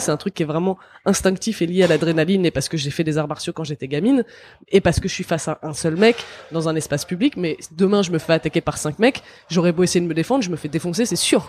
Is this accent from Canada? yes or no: no; France; je suis né en France